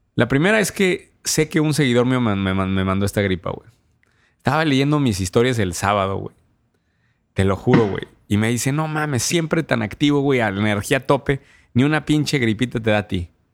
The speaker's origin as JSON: {"language": "Spanish", "region": "Querétaro", "country": "Mexico", "said": "es de mi tierra, güey. Una fintech de Querétaro"}